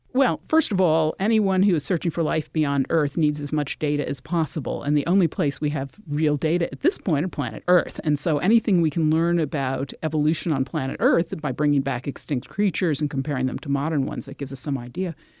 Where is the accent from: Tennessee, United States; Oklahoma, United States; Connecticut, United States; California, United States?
Connecticut, United States; I'm from Connecticut